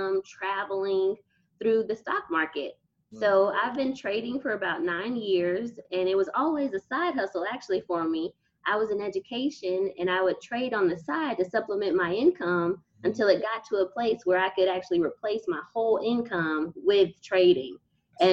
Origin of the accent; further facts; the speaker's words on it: Texas, United States; moved away as an adult; I was from Texas and had never been anywhere before